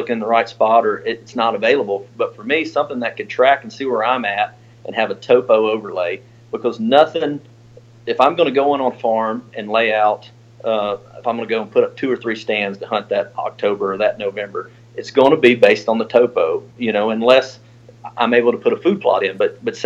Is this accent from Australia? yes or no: no; the South, United States; Growing up in the South